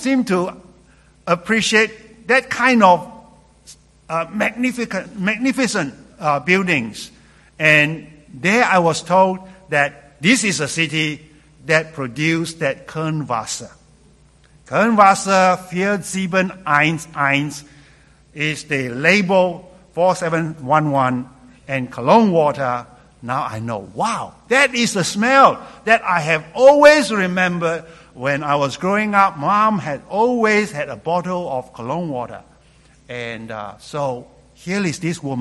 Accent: Malaysia; moved away as an adult; also born or lived in London, England; Growing up in Malaysia

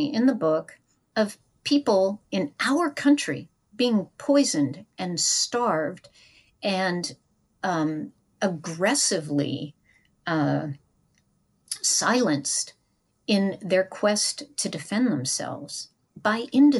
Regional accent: United States; I'm an American and I'm proud to be an American, but I am first and foremost a citizen of the kingdom of God.

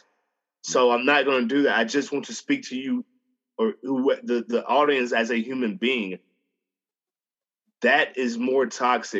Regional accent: Montgomery, Alabama, United States; I grew up in Alabama my whole life

